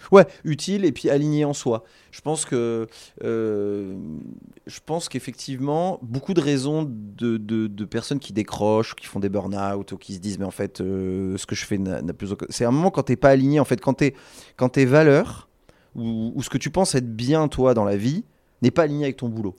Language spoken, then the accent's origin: French; Bordeaux, Nouvelle-Aquitaine, France; on est bordelais